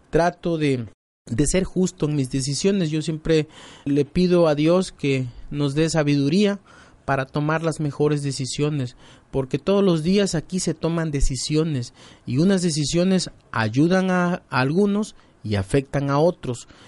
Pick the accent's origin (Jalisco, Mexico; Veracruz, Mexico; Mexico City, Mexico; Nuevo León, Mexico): Nuevo León, Mexico; recuerdo mi época de niño allá en el Cepudo, allá de donde soy originario, de donde viven mis padres, mi familia